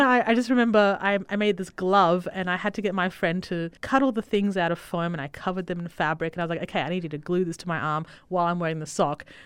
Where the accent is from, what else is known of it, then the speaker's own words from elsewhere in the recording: Italy; moved away; I was born in Italy